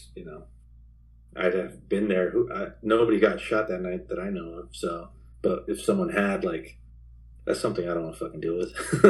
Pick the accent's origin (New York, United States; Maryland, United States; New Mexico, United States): New Mexico, United States; Albuquerque; also born or lived in Washington, District of Columbia, United States; But just growing up in Albuquerque, seeing all the crazy shit I did, like seeing or living in DC, those situations were like, okay, this is what happens.